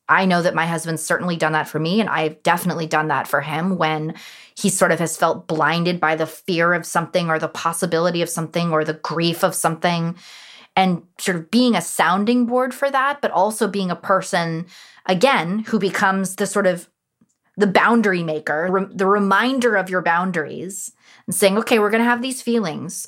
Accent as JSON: {"language": "English", "town": "Los Angeles", "region": "California", "country": "United States", "tie": "born or raised there", "said": "born and raised in Los Angeles, who's a third generation from Los Angeles"}